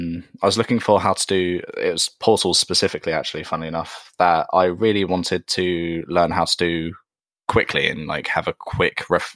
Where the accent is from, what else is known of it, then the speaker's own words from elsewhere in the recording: Surrey, South East England, United Kingdom; I live in Surrey in the UK.